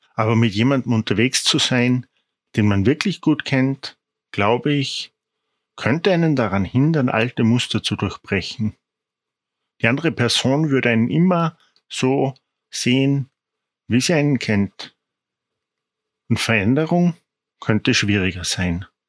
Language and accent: German; Salzburg, Austria; Ich komme aus Salzburg